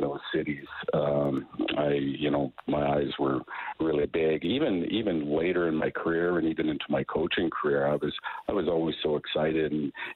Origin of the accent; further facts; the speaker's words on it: Cadillac, Saskatchewan, Canada; now in Prince George, Canada; it's a farming, ranching community, and I grew up on a farm out there